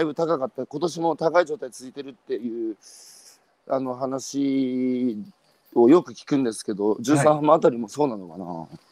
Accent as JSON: {"language": "Japanese", "town": "Hanamaki", "region": "Iwate", "country": "Japan", "tie": "born or raised there", "said": "僕のふるさとの花巻"}